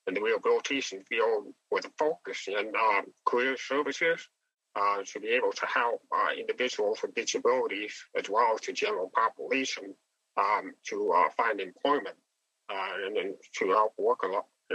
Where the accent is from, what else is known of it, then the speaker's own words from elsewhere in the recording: Wisconsin, United States; now in Jacksonville, United States; I'm originally from Wisconsin, and I just recently moved down to Jacksonville, Florida